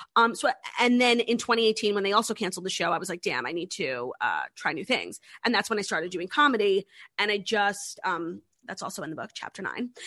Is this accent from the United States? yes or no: yes; New York City, New York, United States; it was in my hometown